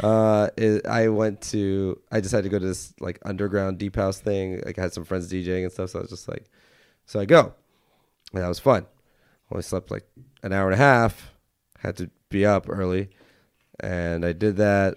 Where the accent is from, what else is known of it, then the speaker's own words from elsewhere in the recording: Los Angeles, California, United States; I grew up a lot in Hollywood